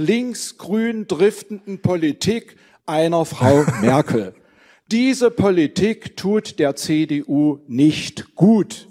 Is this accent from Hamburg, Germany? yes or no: no; Halle, Saxony-Anhalt, Germany; Ich komme hier aus Halle